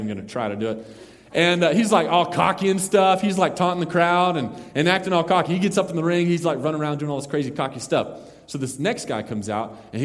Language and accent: English; Mesquite, Texas, United States; we went to Mesquite, Texas, my hometown